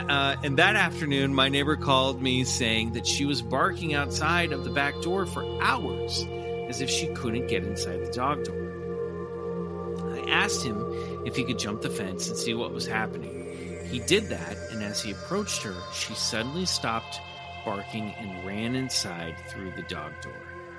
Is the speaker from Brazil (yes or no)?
yes; Brazil; English is a second language; moved away as an adult; now in United States; I am originally from Brazil, and I have been living in North Carolina for the last 5 years.